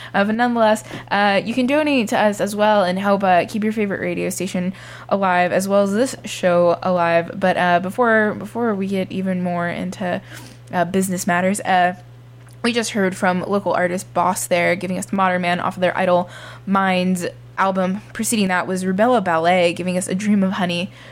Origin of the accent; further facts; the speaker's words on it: Miami, Florida, United States; I'm from Miami